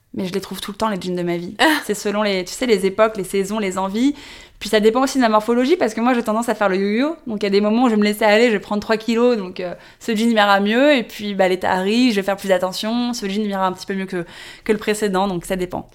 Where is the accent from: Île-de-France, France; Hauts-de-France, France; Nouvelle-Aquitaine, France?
Île-de-France, France; Paris; née, j'ai grandi à Paris